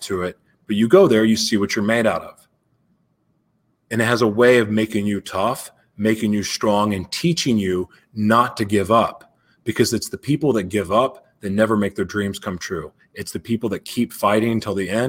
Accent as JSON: {"language": "English", "town": "Oklahoma City", "region": "Oklahoma", "country": "United States", "tie": "born or raised there", "also_born_or_lived": "Los Angeles", "moved": "yes", "said": "Growing up in Oklahoma City"}